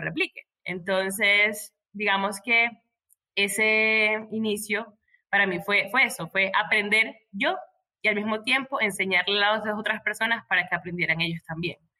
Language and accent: Spanish; Maracaibo, Zulia, Venezuela; moved away as an adult; now in Medellín, Colombia; soy de Venezuela, vivo en Colombia, en Medellín, pero soy de Venezuela, maracucha con orgullo